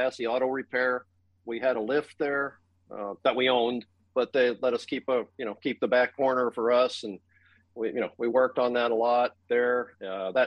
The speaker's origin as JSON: {"language": "English", "town": "Thunder Bay", "region": "Ontario", "country": "Canada", "tie": "born or raised there", "said": "I grew up in Thunder Bay, Ontario"}